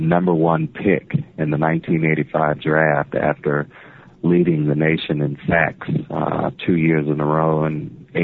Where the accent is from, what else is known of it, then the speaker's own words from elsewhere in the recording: Norfolk, Virginia, United States; being a kid growing up in Norfolk, Virginia